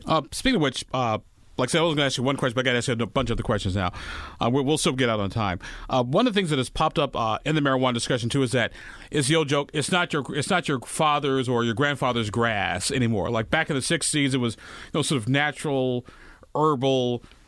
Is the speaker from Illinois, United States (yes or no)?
yes; Illinois, United States; now in Indiana, United States; my home state of Illinois